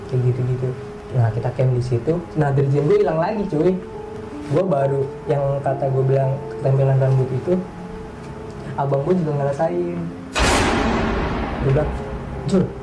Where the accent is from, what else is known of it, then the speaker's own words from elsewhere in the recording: Java, Indonesia; kan gue orang Jawa ya orang hati gitu kan